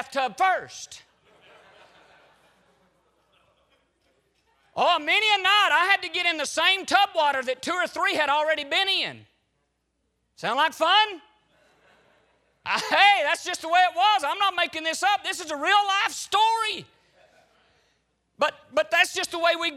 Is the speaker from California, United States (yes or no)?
no; Hog Jaw, Alabama, United States; I grew up in Alabama.